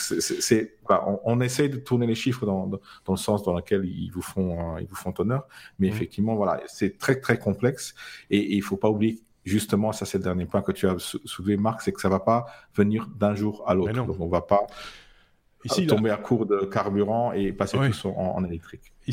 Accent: Luxembourg; même si je suis luxembourgeois.

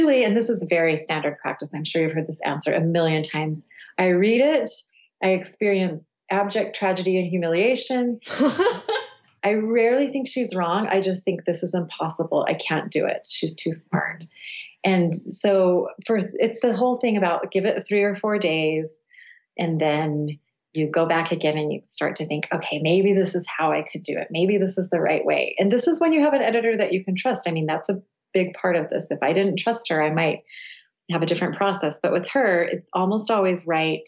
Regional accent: Cedar City, Utah, United States; also born or lived in London / upstate New York / Provo, Utah; I grew up in rural southern Utah. We have a small university in my hometown, which is Cedar City

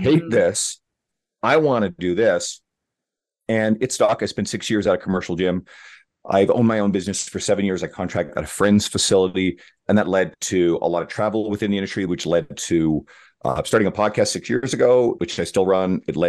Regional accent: Newfoundland and Labrador, Canada; I grew up in Northern Newfoundland, Eastern Canada

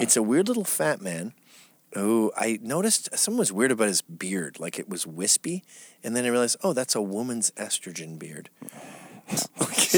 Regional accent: England, United Kingdom; I was born in England

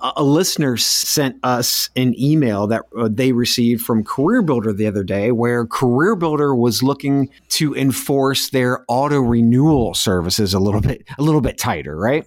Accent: North Central Ohio, United States; moved away; an old high school buddy who works, uh, security in a hospital where we grew up in North Central Ohio

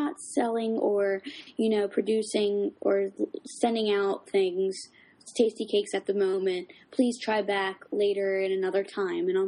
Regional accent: Philadelphia, Pennsylvania, United States; accent: South Philly

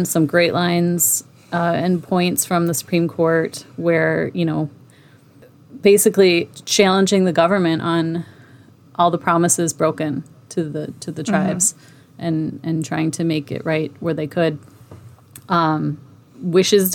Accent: South Dakota, United States; my home state, South Dakota, is pretty much half reservation as well

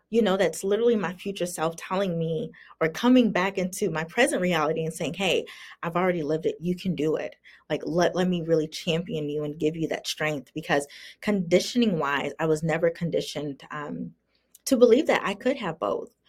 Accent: the South, United States; and I grew up in the South. Um, which has very strong racial undertones.

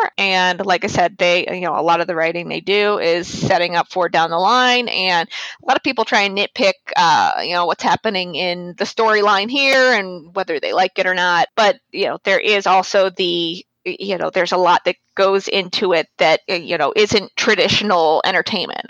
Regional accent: St. Louis, Missouri, United States; now in North Carolina, United States; I'm originally from St. Louis in North Carolina now

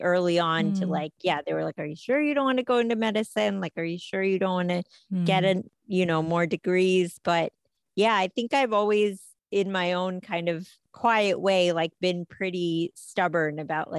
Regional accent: United States; Yeah, I think I thought of myself as more American, but I think I also thought of the two lives.

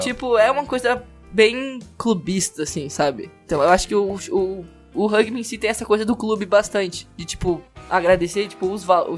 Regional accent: Porto Alegre, Rio Grande do Sul, Brazil; moved away; eu não sou daqui, né? Eu sou do Rio Grande do Sul, moro, sou de Porto Alegre

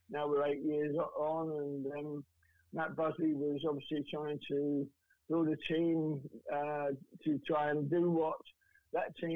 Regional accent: London, United Kingdom; I had three years playing in the lower divisions with Millwall down in London because I'm a Londoner

